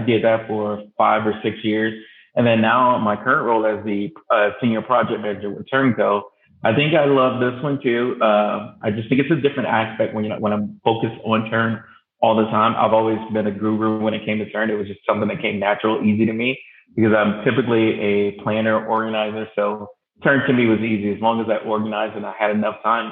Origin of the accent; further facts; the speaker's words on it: Rockledge, Florida, United States; I am originally from Rockledge, Florida, small town near Central Florida. I actually grew up on the beach